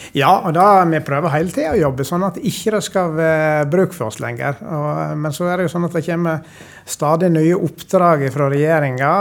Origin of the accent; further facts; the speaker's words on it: Sogn, Vestland, Norway; accent: sogning; moved away as an adult; now in Trøndelag, Norway; Jeg vokste opp i ei lita bygd på Vestlandet som heter Ortenvik.